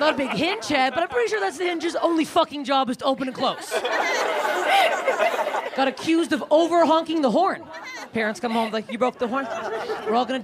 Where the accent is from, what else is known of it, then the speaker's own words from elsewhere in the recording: Canada; moved away; I'm Canadian